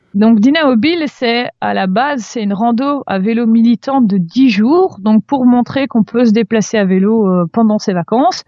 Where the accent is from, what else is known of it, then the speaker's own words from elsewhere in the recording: Brussels, Brussels-Capital Region, Belgium; en tant que bruxelloise